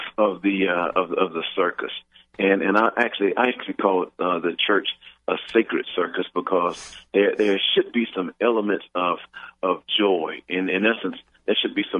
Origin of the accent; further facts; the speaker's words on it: Houston, Texas, United States; growing up in Houston, Texas, I grew up in a world with two water fountains